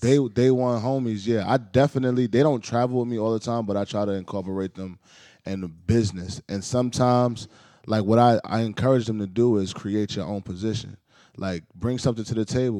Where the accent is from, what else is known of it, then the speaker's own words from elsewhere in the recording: New York City, New York, United States; I grew up in the Heights.